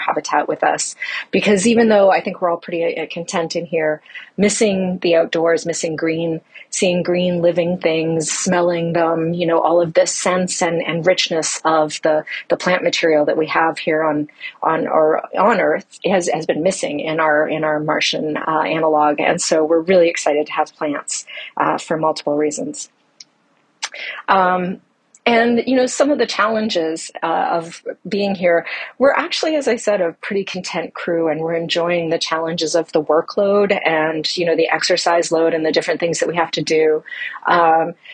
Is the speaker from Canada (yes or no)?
yes; Canada; now in United States; I am originally from Canada, although I live in the States now.